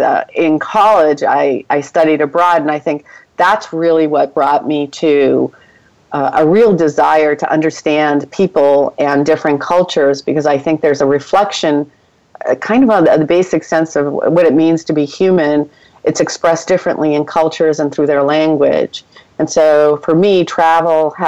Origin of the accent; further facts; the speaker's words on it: Boston, Massachusetts, United States; also born or lived in Ecuador; I'm originally from Boston